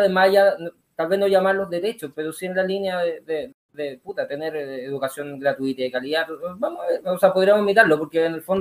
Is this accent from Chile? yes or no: yes; Chile